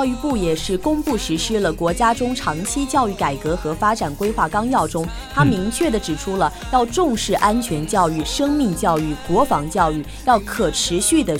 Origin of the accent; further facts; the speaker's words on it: Jiangxi, China; moved away as an adult; now in Zhejiang, China; 作为一个江西人，可能比较喜欢吃辣。